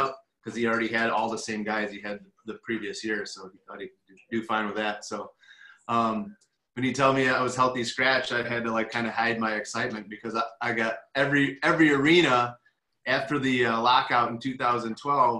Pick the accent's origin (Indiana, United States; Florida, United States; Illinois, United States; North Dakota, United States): Illinois, United States; Chicago; moved away; born and raised in Chicago